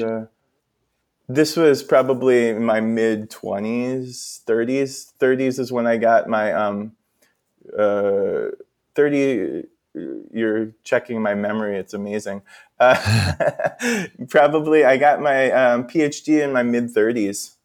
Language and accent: English; Minnesota, United States; I'm from Minnesota